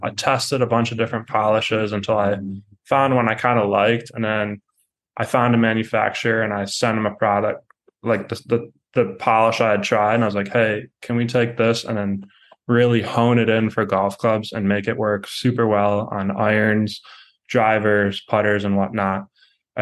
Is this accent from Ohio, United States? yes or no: yes; Cleveland, Ohio, United States; I'm from Cleveland, Ohio